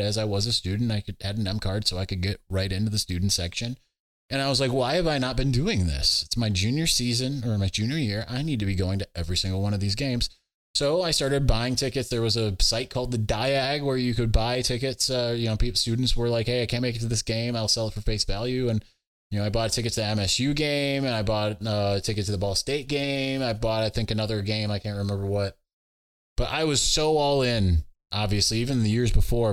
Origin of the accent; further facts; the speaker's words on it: Ann Arbor, Michigan, United States; that's where I was born in Ann Arbor, Michigan, at the University of Michigan Hospital